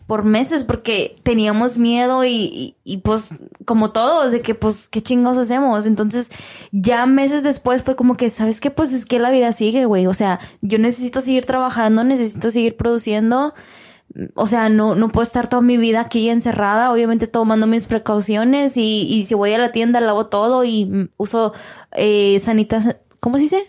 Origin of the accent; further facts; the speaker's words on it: Mexico; now in Texas, United States; Somos mexicanos, pero vivimos en Estados Unidos